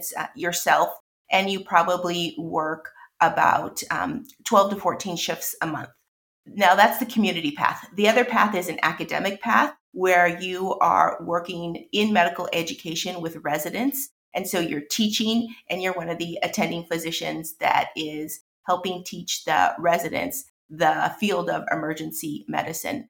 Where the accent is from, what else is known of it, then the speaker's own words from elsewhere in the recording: Los Angeles, California, United States; Born and raised in Los Angeles